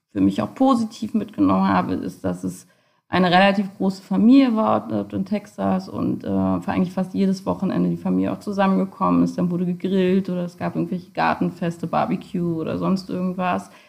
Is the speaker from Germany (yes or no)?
yes; Germany; so wie man halt als Teenager in Deutschland, wenn man so ein bisschen rebellisch ist, eben auch unterwegs ist